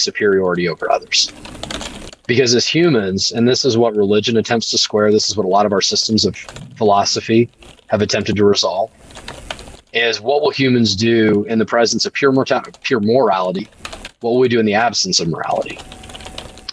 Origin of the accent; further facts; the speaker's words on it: United States; I was born in America, and I'm so blessed for